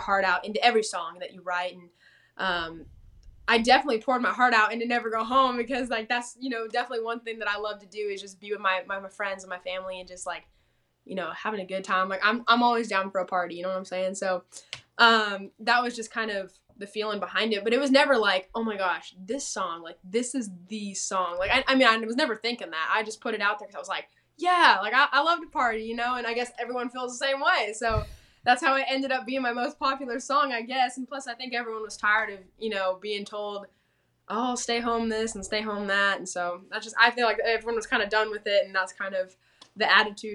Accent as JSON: {"language": "English", "town": "Temecula", "region": "California", "country": "United States", "tie": "born or raised there", "also_born_or_lived": "Nashville, Tennessee", "moved": "as an adult", "lives_now": "Texas, United States", "said": "I grew up in like Temecula. California."}